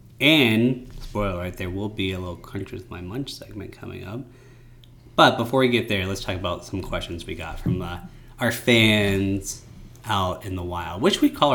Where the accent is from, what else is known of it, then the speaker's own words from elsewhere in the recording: United States; I'm an American.